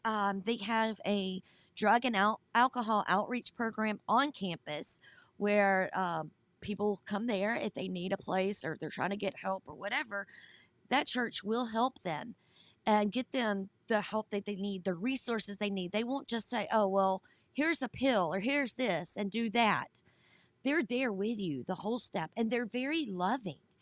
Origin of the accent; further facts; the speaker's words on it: Georgia, United States; now in South Carolina, United States; I grew up in Georgia, we have I seventy-five